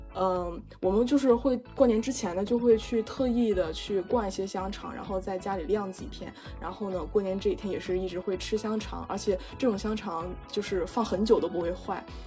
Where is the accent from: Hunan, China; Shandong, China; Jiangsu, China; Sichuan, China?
Shandong, China; Dongying; moved away; 回到了我的家乡山东东营